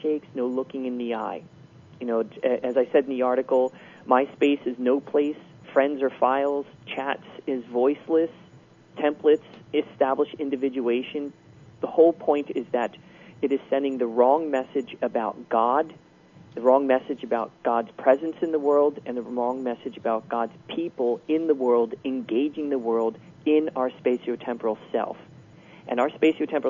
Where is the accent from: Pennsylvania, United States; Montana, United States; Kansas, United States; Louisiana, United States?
Pennsylvania, United States; Philadelphia; moved away; I'm from Philadelphia. I really don't maintain any friendships in Philadelphia because I don't live there. I live here